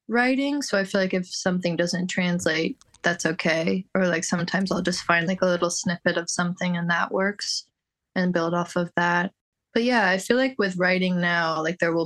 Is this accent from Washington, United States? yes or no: no; Bay Area, California, United States; also born or lived in Toronto, Canada; I was born in Toronto. I left Toronto when I was like 7. So I didn't spend like a lot of my youth there, but then moved to the Bay Area.